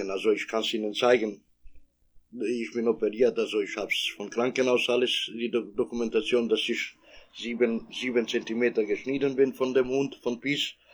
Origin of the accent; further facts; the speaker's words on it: Kosovo; German is a second language; now in Germany; ich komme aus, äh, aus dem Kosovo. Äh, bin ich hier äh, in Deutschland seit 28 Jahren.